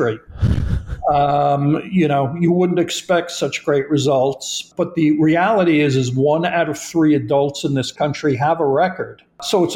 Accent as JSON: {"language": "English", "region": "New York", "country": "United States", "said": "I'm from New York"}